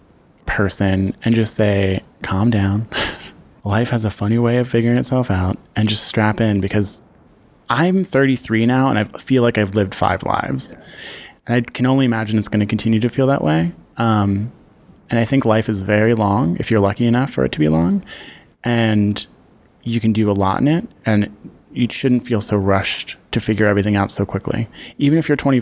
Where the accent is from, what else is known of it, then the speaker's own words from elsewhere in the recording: Philadelphia, Pennsylvania, United States; I grew up on Belgrade Street between Norris and Susquehanna.